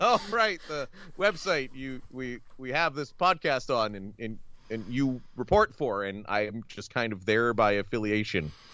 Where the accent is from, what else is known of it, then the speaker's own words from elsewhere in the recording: Ontario, Canada; We're both from Ontario